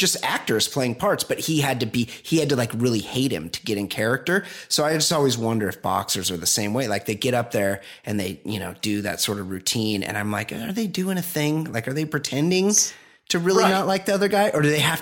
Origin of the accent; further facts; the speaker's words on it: Costa Mesa, California, United States; I'm from Costa Mesa.